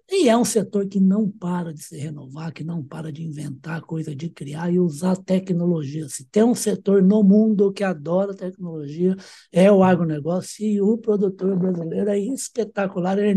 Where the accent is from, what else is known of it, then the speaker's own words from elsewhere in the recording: Uberaba, Minas Gerais, Brazil; é mineiro como eu, que sou de Uberaba